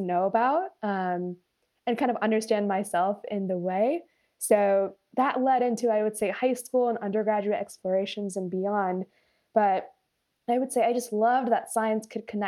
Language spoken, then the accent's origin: English; Folsom, California, United States; also born or lived in Alameda County, California; I grew up in Folsom, California, near Sacramento